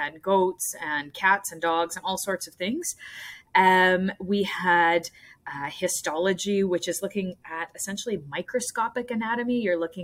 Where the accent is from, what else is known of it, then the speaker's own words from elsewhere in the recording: Nova Scotia, Canada; moved away as an adult; also born or lived in Ontario; I grew up in Nova Scotia